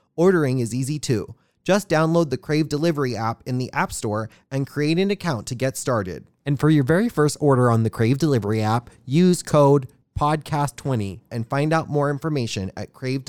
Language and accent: English; Hawaii, United States; I'm from Hawaii.